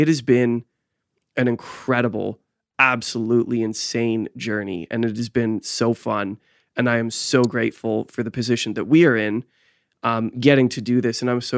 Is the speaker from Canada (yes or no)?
yes; Canada; we all shared this common theme of being Canadian.